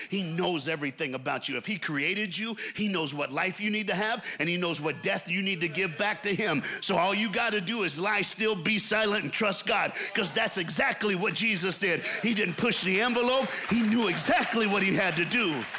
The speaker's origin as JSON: {"language": "English", "region": "the American South", "country": "United States", "said": "I'm an American from the South"}